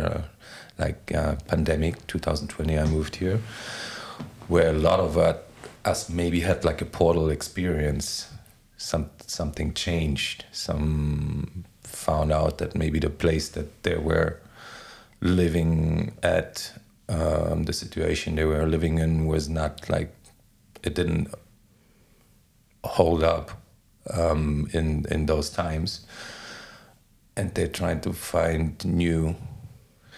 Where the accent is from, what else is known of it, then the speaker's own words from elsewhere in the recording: Berlin, Germany; English is a second language; moved away as an adult; also born or lived in Bahia, Brazil; now in Lisbon, Portugal; I was in Berlin already, and I grew up on the east side of Berlin, behind the wall